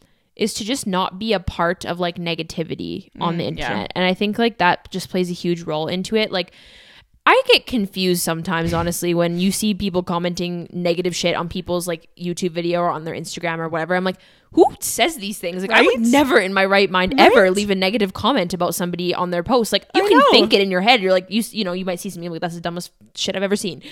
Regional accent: Canada; accent: Canadian; Like, that is how I say it because I'm Canadian and that's my accent.

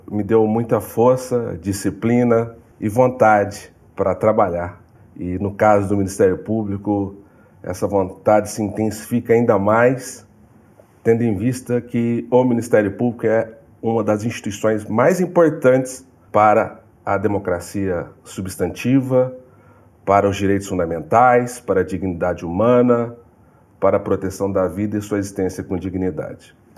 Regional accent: São Paulo, Brazil; moved away; also born or lived in Minas Gerais; Sou de São Paulo, tive uma vida muito difícil, família humilde, família pobre

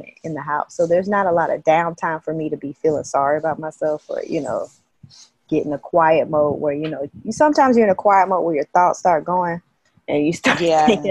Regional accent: Athens, Georgia, United States; moved away as an adult; also born or lived in Atlanta, Georgia; now in Haiti; I was raised in Athens

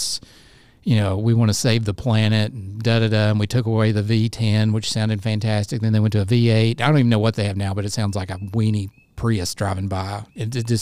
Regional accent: United States; I'm American

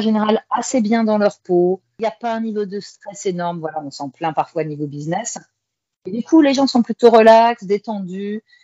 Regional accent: Saint-Jean-d'Angély, Nouvelle-Aquitaine, France; moved away as an adult; also born or lived in Shanghai, China; now in Kuala Lumpur, Malaysia; je suis originaire du sud-ouest de la France, une petite ville qui s'appelle Saint-Jean-d'Angély, en Charente-Maritime

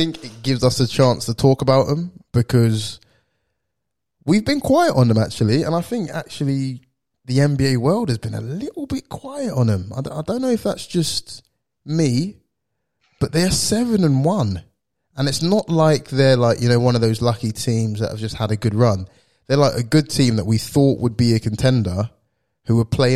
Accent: United Kingdom; we are British

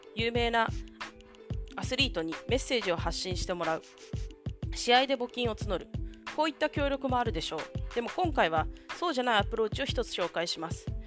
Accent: Japan; たまたま偶然私 が日本に生まれた

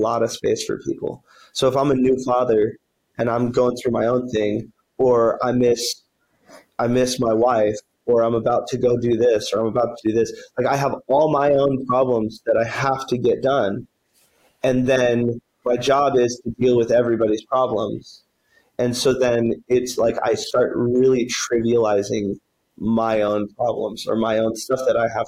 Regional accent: Wyoming, United States; now in Colorado, United States; I'm from Wyoming

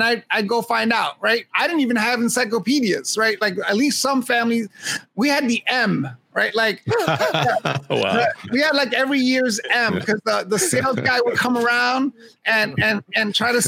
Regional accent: New York, United States; I was a kid growing up in Hell's Kitchen

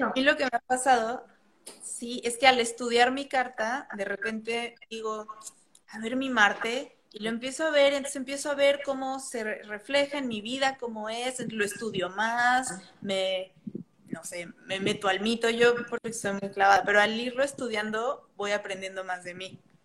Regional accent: Mexico City, Mexico; moved away; como soy de la Ciudad de México

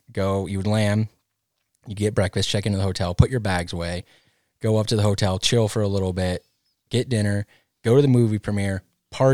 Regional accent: Big Bear Lake, California, United States; I grew up in Big Bear riding the park

